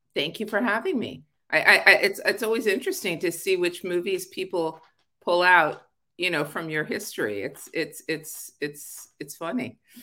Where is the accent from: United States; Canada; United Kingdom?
United States; Los Angeles, California; also born or lived in Arleta / Sepulveda / Northridge; I was born in Pacoima